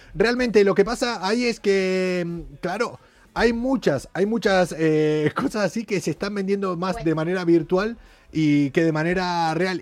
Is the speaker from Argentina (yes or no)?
yes; Argentina; yo soy argentino